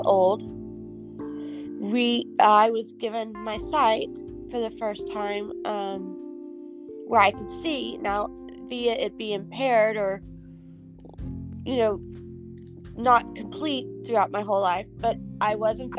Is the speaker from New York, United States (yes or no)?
no; Houston, Texas, United States; I was born in Texas, Houston, Texas, to be exact